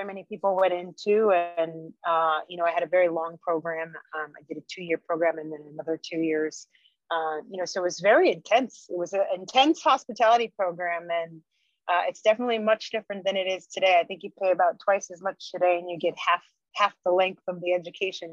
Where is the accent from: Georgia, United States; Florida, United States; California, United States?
California, United States; Santa Cruz; moved away as an adult; I loved growing up in Santa Cruz.